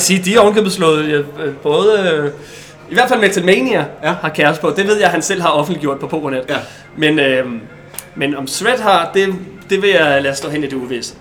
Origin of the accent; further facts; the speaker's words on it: Bornholm, Capital Region of Denmark, Denmark; jeg er, øh, øh, vel nok poker det til eneste Bornholmer